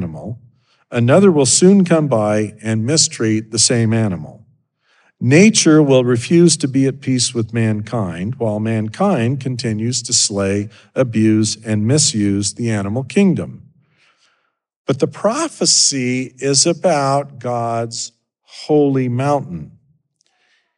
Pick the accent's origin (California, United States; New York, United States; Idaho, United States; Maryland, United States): Idaho, United States; moved away; I grew up in Idaho